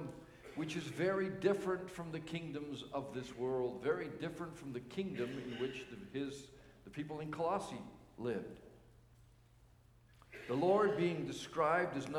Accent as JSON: {"language": "English", "country": "Canada", "said": "as Canadian citizens"}